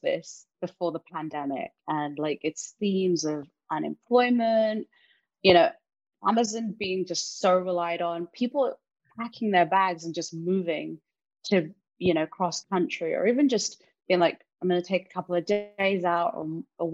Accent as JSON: {"language": "English", "region": "London", "country": "United Kingdom", "tie": "born or raised there", "moved": "yes", "lives_now": "United States", "said": "I grew up in London. I've moved out here."}